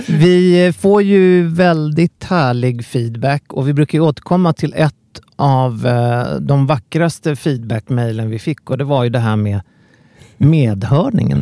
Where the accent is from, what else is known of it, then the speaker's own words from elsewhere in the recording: Sweden; som svensk